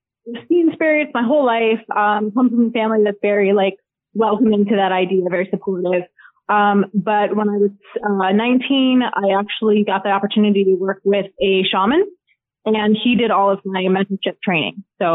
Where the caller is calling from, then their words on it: Charlotte, North Carolina, United States; I am currently in Charlotte, North Carolina.